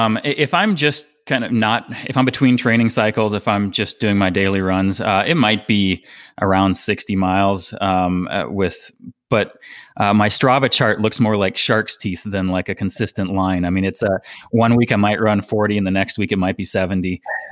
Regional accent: Minnesota, United States; moved away as an adult; also born or lived in Hawaii / Colorado; now in Asheville, United States; I am, 38 years old. I'm originally from Minnesota. I have lived here in the greater Asheville, North Carolina area for the past about 3 years now. And prior to that, I had moved back and forth between Hawaii

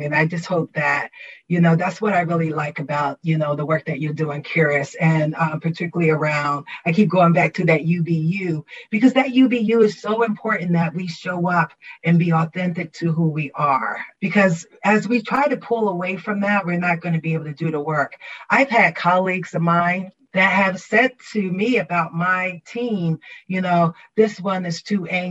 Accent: Trenton, New Jersey, United States; also born or lived in South Carolina; I'm from Trenton, New Jersey, by way of South Carolina.

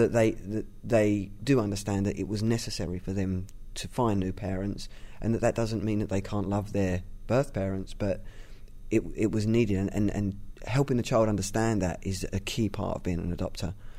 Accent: London, United Kingdom; I'm from East London

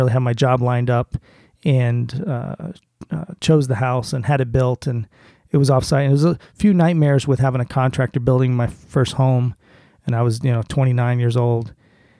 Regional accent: South Florida, United States; now in northeastern US; I grew up in South Florida

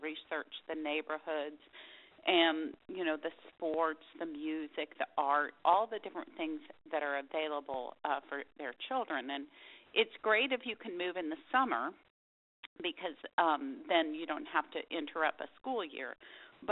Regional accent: Dallas, Texas, United States; moved away as an adult; now in Austin, United States; I grew up in Dallas, and we never moved. I was in the same house my whole life until I went to college.

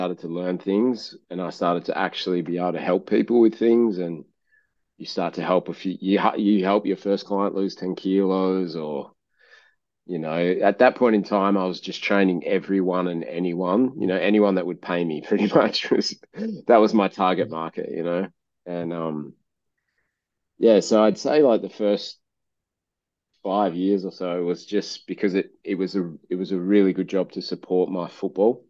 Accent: Kalgoorlie, Western Australia, Australia; moved away as an adult; now in Perth, Australia; I was born in Kalgoorlie, which is like a country town. And I got asked to move to Perth to play football. And, you know, I left home.

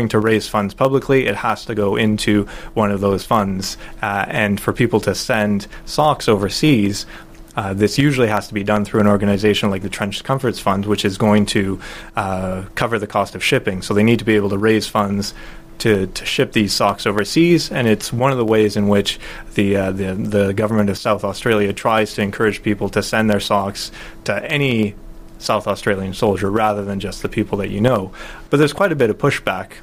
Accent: Alberta, Canada; I grew up in Alberta

